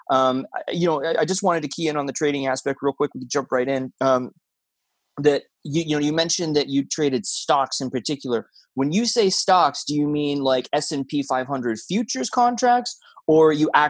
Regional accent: Florida, United States; moved away as an adult; also born or lived in Montreal, Canada / Tampa, United States; I moved back to Tampa. I'm from Florida

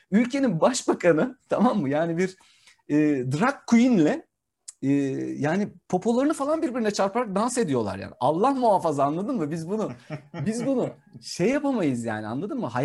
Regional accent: Turkey; also born or lived in Brussels, Belgium; Bir Türk olarak ben bunu dedim. Sen çok iyi biliyorsun benim e, Brüksel'de yaşadığım yeri.

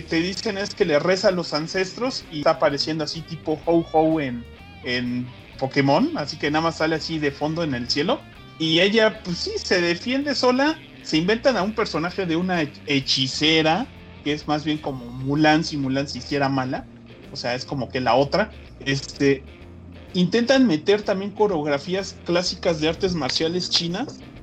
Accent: Mexico; siendo mexicano

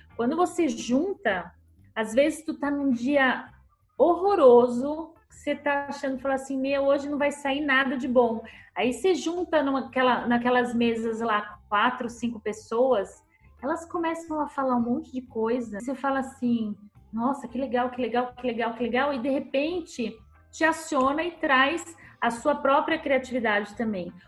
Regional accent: Santos, São Paulo, Brazil; eu sou de Santos, da aqui em São Paulo

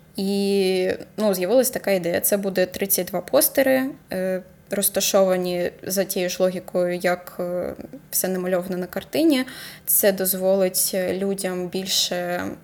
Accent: Horlivka, Donetsk Oblast, Ukraine; moved away; also born or lived in Kharkiv; У мене в моїй рідній Горлівці

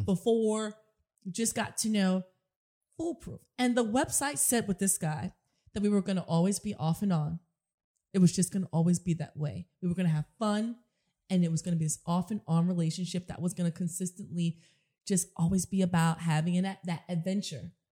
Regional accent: New York City, New York, United States; growing up in the South Bronx and the projects and not having a lot

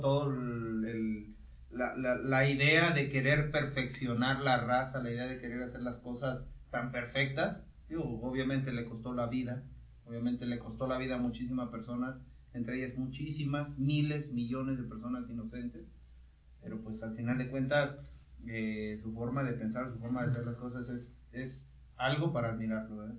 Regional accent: Mexico; Nosotros, si somos mexicanos

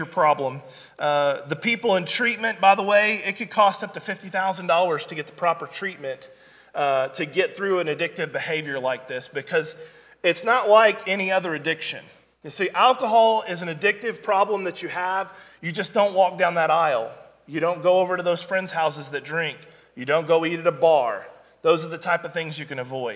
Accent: Branson, Missouri, United States; I was raised up in Southwest Missouri, Branson, Missouri

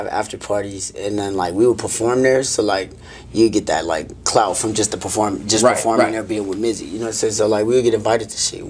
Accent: Bay Area, California, United States; moved away as an adult; also born or lived in San Francisco, California / Fremont, California / Sacramento, California; now in Las Vegas, United States; Nah, I'm from the Bay Area.

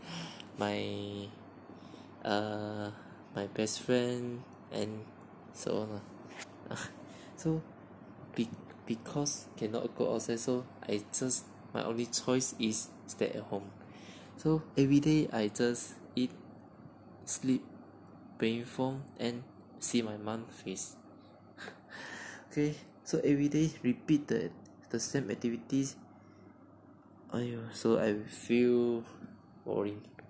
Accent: Penang, Malaysia; my hometown is Penang

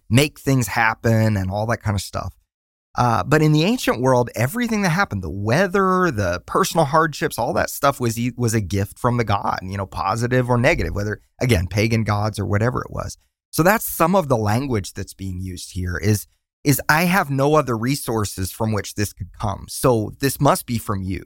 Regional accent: Tulsa, Oklahoma, United States; moved away as an adult; now in Nashville, United States; We're from Tulsa, Oklahoma

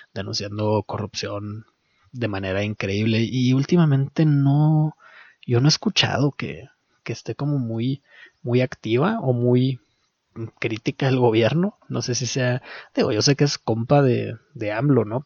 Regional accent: Mexico; como mexicano

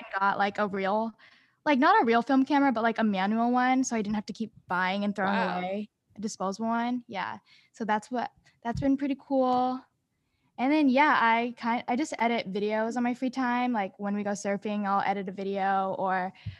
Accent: Sacramento, California, United States; also born or lived in San Francisco; I said I'm from Sacramento, but I actually spend most of my time in San Francisco. That's like where my family is.

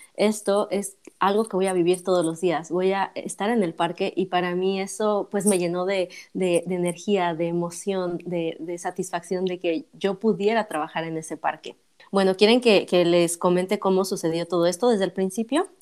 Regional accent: Mexico; moved away as an adult; also born or lived in Paris, France; yo soy mexicana

